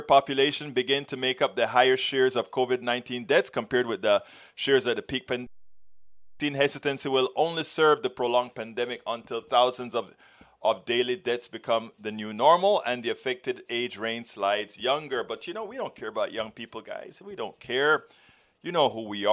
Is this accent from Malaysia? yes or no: no; Panama; I'm from Central America, Panama